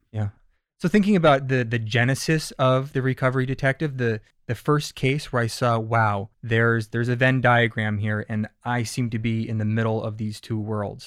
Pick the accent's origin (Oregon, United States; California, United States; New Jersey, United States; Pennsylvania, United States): Pennsylvania, United States; moved away; I'm from Pennsylvania, and we kinda had this East Coast vibe thing going on